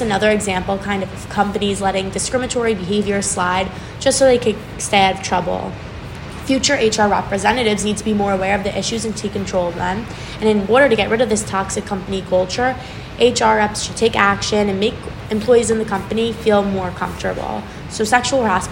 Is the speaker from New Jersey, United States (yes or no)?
yes; Livingston, New Jersey, United States; I'm from Livingston, New Jersey